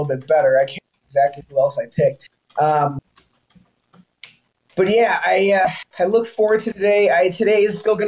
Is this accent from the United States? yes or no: yes; Colorado, United States; growing up in Colorado